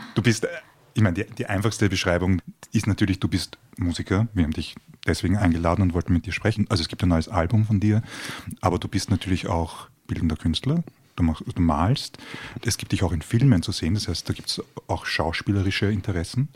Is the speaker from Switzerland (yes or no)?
no; Baden, Lower Austria, Austria; moved away; Ich komme ja aus Baden